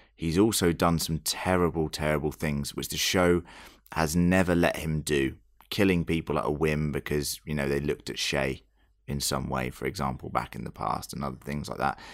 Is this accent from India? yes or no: no; United Kingdom; I'm not Australian, I'm very British